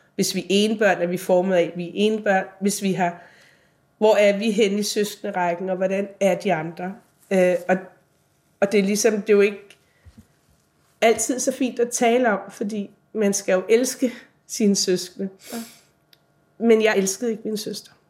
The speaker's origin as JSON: {"language": "Danish", "town": "Værløse", "region": "Capital Region of Denmark", "country": "Denmark", "tie": "born or raised there", "also_born_or_lived": "Copenhagen", "moved": "as an adult"}